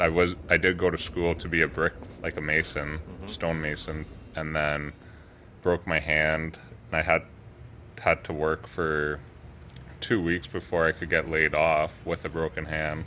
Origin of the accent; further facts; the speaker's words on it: Listowel, Ontario, Canada; also born or lived in Kitchener; growing up in Listowel, it's a rural community